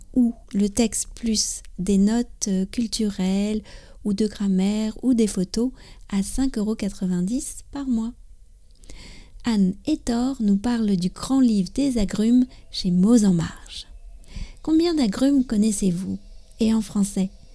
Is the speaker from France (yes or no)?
yes; France; also born or lived in near Paris; je suis française